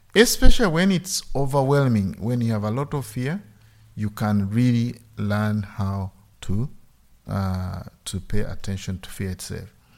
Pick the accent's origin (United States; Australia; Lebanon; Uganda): Uganda; moved away; I grew up in Uganda